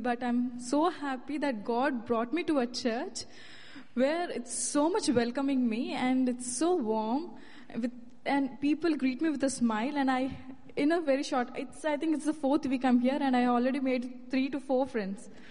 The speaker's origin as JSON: {"language": "English", "country": "India", "moved": "as an adult", "said": "I'm from India."}